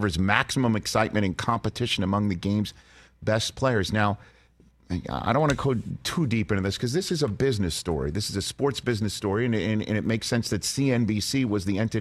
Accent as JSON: {"language": "English", "town": "New York City", "region": "New York", "country": "United States", "said": "I'm a kid from New York City"}